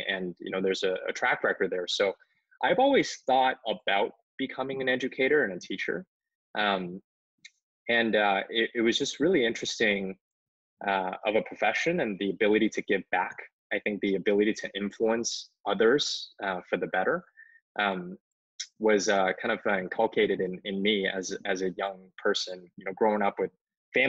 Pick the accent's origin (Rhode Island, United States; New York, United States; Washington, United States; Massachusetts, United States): Massachusetts, United States; Cambridge; English is a second language; also born or lived in China; now in Seattle, United States; I grew up in Cambridge for elementary school and went to the Martin Luther King Jr. Elementary School in Cambridge